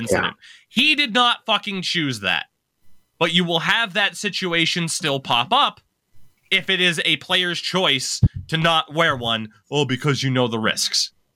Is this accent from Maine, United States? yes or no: yes; Maine, United States; here in my home state